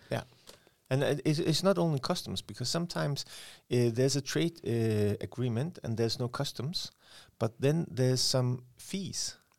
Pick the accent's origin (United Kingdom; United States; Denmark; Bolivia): Denmark; Aalborg, North Denmark Region; I was born and raised in Aalborg